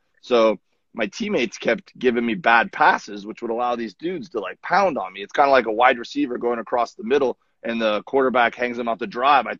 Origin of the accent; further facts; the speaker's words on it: Florida, United States; now in California, United States; I grew up in Florida